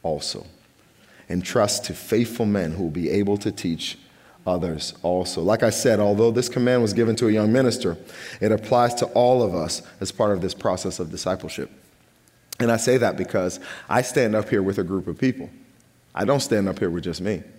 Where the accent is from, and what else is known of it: United States